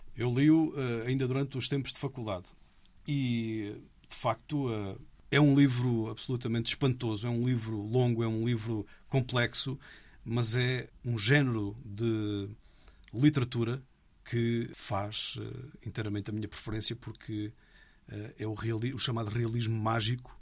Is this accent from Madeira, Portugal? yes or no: no; Algarve, Portugal; moved away; Sou algarvio, de Gema. Adoro o Algarve. É onde me sinto em casa